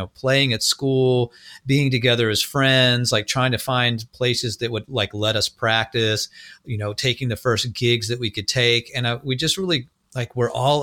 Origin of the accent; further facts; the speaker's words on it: Maryland, United States; it was a big school for like Northern Virginia, DC. I was from the Maryland side.